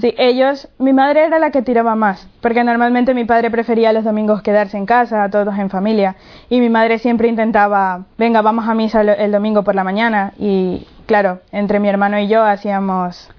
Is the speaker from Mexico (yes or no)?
no; Ecuador; soy de Ecuador